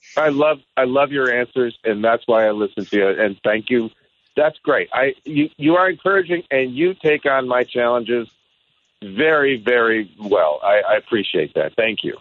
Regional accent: Michigan, United States; also born or lived in Washington State; now in Washington, United States; I was born and raised in Michigan

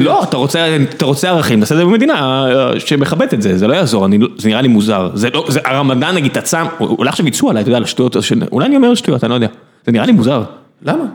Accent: Beersheba, Southern District, Israel; אני גדלתי בדלת, גדלתי, גרתי בדלת, בבית, במצדה, בכל השכונות האלה

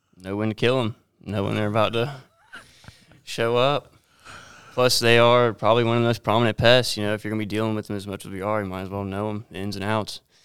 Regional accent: Myrtle Beach, South Carolina, United States; growing up in Myrtle Beach

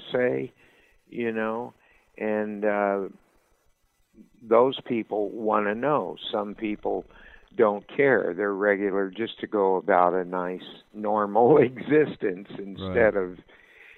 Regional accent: Louisville, Kentucky, United States; also born or lived in Woodland Hills, California / Maui, Hawaii; now in California, United States; I was born in Louisville, Kentucky, and we lived near some woods and a creek

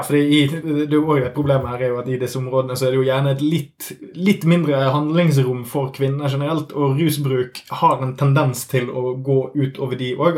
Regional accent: Norway; oss eh, vanlige alkoholdrikkende hvite nordmenn

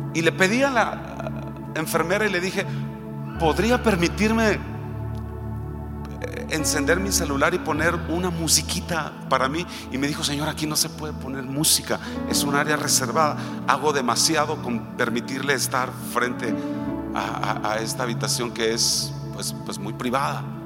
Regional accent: Michoacán, Mexico; Nosotros somos de Michoacán

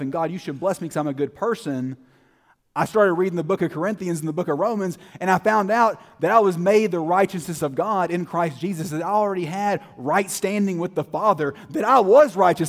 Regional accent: Terrell, Texas, United States; I grew up in Terrell, Texas. I was born and, born and raised there

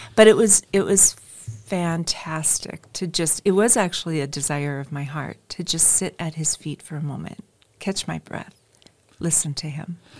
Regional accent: North Dakota, United States; moved away as an adult; also born or lived in Minnesota / Michigan; now in Redding, United States; I'm originally from the Midwest, from North Dakota

